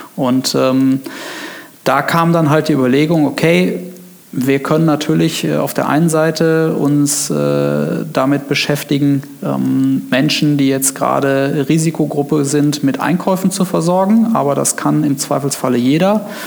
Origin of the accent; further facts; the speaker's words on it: Neuwied, Rhineland-Palatinate, Germany; moved away as an adult; now in Koblenz, Germany; ich ähm bin gebürtiger Weller, also quasi Westerwälder, ja. ähm, in Neuwied geboren, ähm, ja, auf dem Plattenland äh, aufgewachsen